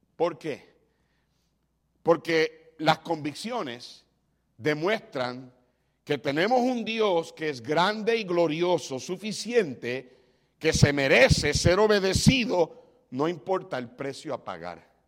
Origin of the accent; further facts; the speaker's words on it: Puerto Rico; moved away; como decimos en Puerto Rico